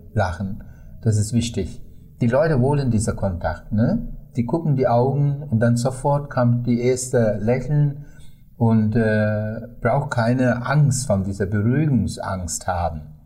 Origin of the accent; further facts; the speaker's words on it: Sri Lanka; German is a second language; meine Heimat